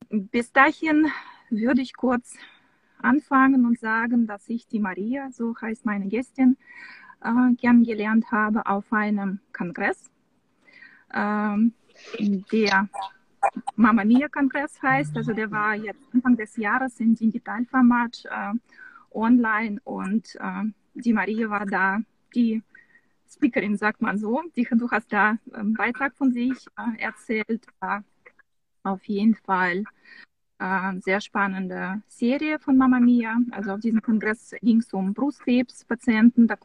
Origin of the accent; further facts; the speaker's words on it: Samara, Samara Oblast, Russia; born there; also das kann man kaum, kaum glauben, aber ich bin geboren in Samara.